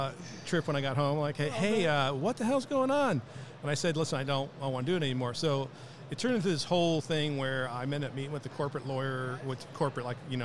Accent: Milford, Connecticut, United States; Born and raised in Milford, Connecticut.

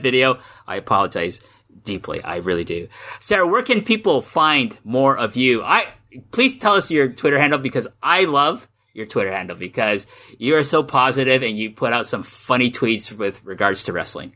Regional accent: Canada; moved away as an adult; now in Japan; I grew up in Canada

